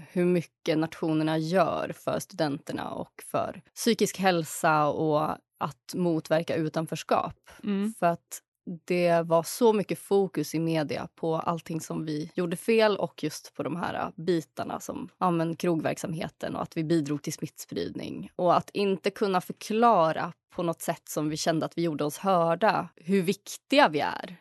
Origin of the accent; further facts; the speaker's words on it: Uppsala, Uppsala County, Sweden; Jag kommer från Uppsala, född och uppvuxen här